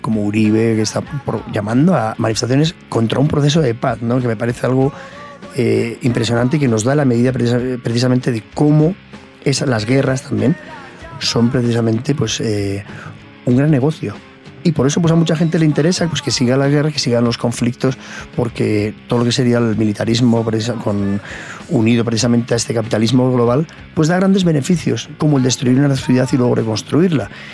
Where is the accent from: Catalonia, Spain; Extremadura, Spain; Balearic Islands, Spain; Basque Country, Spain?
Basque Country, Spain; Irún; yo precisamente vengo de, un barrio eh, popular en, en Irún, donde nací en el País Vasco